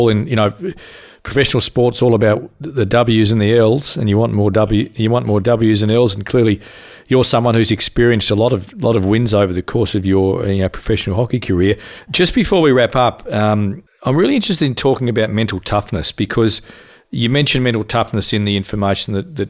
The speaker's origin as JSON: {"language": "English", "region": "Tasmania", "country": "Australia", "said": "we're from Tasmania"}